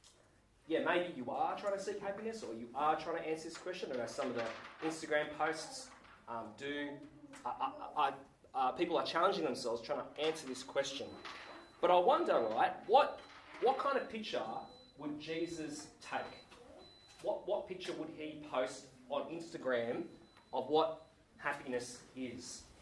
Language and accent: English; Sydney, New South Wales, Australia; now in Geelong, Australia; I'm a Sydney boy. Came down to Geelong only last year.